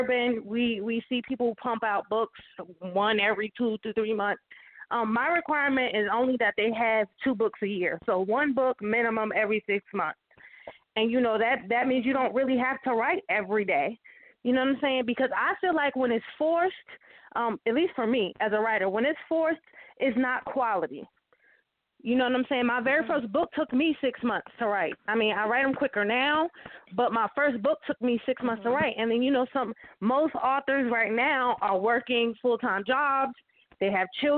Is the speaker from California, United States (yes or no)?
no; Jersey City, New Jersey, United States; moved away as an adult; now in Atlanta, United States; my hometown. So I'm definitely going to be doing something there in Jersey City, New Jersey